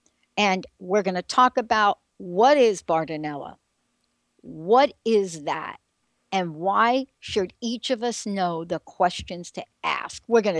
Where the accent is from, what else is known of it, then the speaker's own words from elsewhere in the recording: East Coast, United States; now in Washington, United States; I live in the state of Washington right now. I grew up on the East Coast, but I live in the state of Washington.